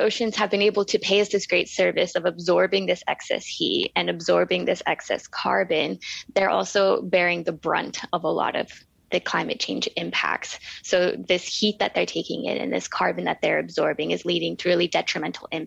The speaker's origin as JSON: {"language": "English", "region": "Gulf Coast of Florida", "country": "United States", "tie": "born or raised there", "also_born_or_lived": "Aotearoa", "moved": "as an adult", "lives_now": "New Zealand", "said": "I grew up on the water. I grew up on the Gulf Coast of Florida"}